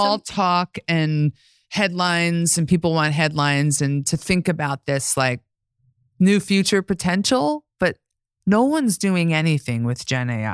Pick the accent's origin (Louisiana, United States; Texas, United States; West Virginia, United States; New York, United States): New York, United States; I'm from New York